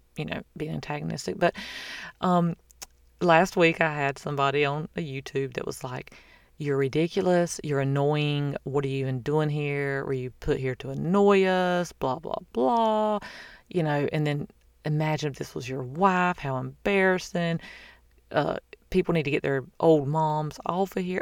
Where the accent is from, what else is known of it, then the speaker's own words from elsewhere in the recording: the South, United States; I'm from the South.